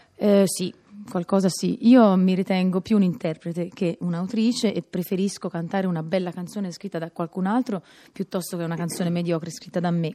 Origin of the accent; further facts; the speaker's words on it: Pisa, Tuscany, Italy; essendo io pisana